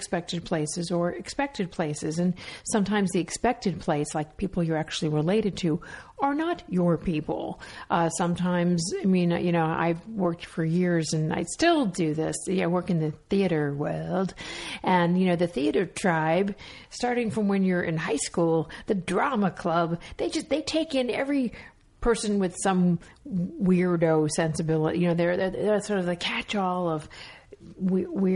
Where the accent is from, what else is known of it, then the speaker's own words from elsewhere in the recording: Miami Beach, Florida, United States; moved away; also born or lived in Alabama; I grew up in Miami, ended up growing up in Miami Beach.